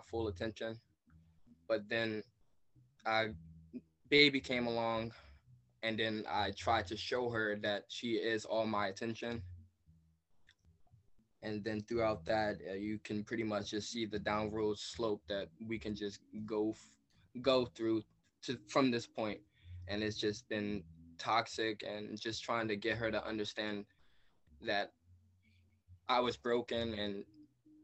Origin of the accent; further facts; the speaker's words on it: Maryland, United States; I'm from Maryland